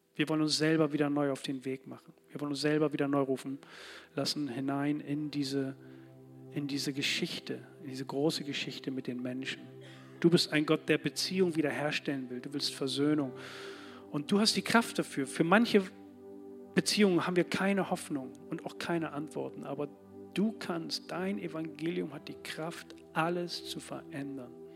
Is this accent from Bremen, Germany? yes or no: yes; Bremen, Germany; Als Bremer hier für diese Stadt